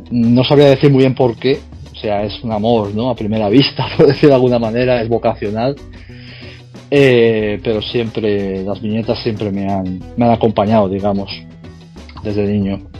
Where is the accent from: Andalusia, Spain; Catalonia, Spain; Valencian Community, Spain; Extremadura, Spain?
Catalonia, Spain; Tossa de Mar; also born or lived in Barcelona; now in Vigo, Spain; yo soy de Barcelona, ahora ya no vivo en Barcelona. Nací en Barcelona, estuve hasta los 8 años, si no recuerdo mal. Y luego me mudé a un pueblo de, de Cataluña también, se llama Tosa de Mar, de la provincia de Girona.